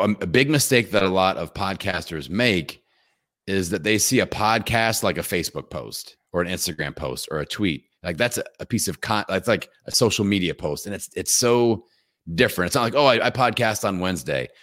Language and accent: English; Indiana, United States; I'm from Indiana